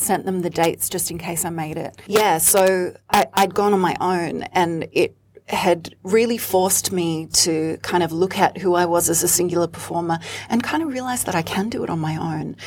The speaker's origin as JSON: {"language": "English", "town": "Sydney", "region": "New South Wales", "country": "Australia", "tie": "born or raised there", "moved": "as an adult", "lives_now": "Melbourne, Australia", "said": "I'm actually from Sydney. I grew up in Sydney in queer spaces as a DJ, as a performer, as a front woman of those bands"}